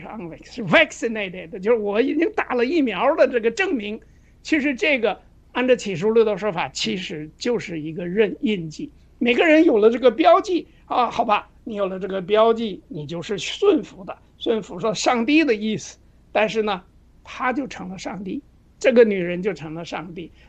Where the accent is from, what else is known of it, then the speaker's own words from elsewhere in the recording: China; 就是我们中国人，我觉着有一个很共性的一个东西，